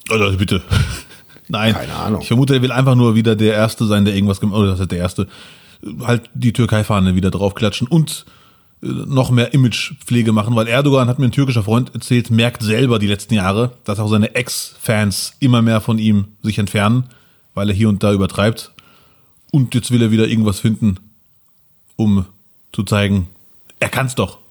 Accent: Germany; kommst du aus Deutschland oder Frankreich, Belgien, bla bla, ne? Ich so, ja, Deutschland

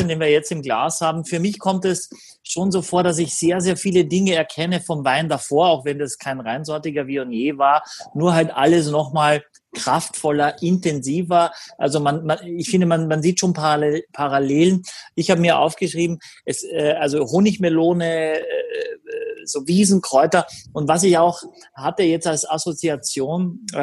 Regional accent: Austria; ich bin äh, schon froh, wenn ich Deutsch kann als Österreicher.

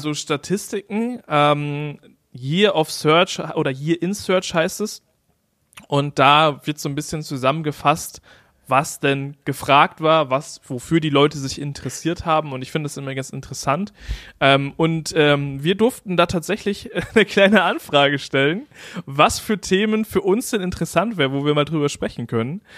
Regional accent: East Frisia, Lower Saxony, Germany; moved away; in meiner Heimatstadt

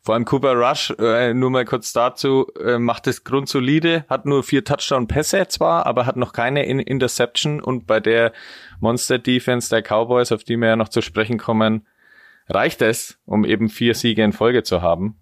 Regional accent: Spalt, Bavaria, Germany; ich komme aus Franken

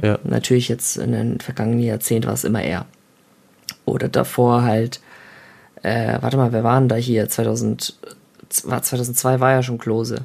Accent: Germany; ich fühle mich auch nur in Deutschland heimisch

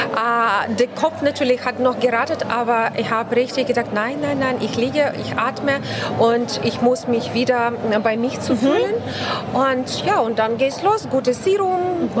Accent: Ukraine; German is a second language; moved away; ich bin Ukrainerin

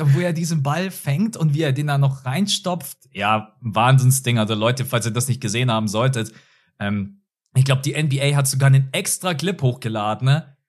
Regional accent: Munich, Bavaria, Germany; Ich wohne in München, ich bin in München geboren und aufgewachsen.

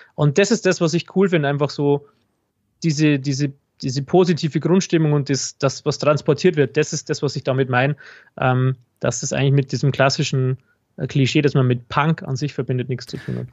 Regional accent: Regensburg, Bavaria, Germany; ich komme aus Regensburg

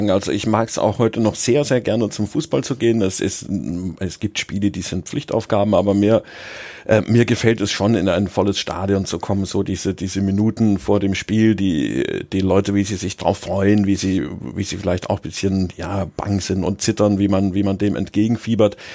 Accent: Munich, Bavaria, Germany; Also ich bin in, in München aufgewachsen, habe beim TSV Sollen gespielt

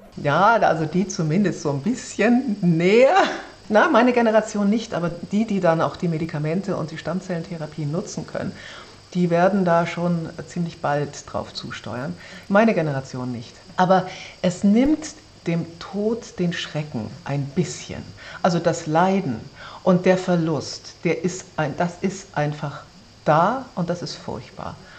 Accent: Braunschweig, Lower Saxony, Germany; also born or lived in Wolfsburg; Ich bin in Braunschweig aufgewachsen

